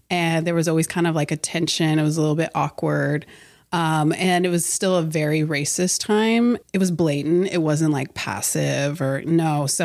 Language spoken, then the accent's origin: English; Herrin, Illinois, United States; Um, so I was born in Herrin, Illinois, super tiny town on technically the white side of town.